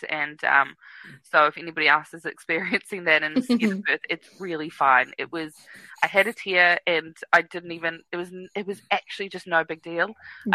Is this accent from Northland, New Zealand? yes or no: no; Wellington, New Zealand; now in Auckland, New Zealand; I'm from Wellington.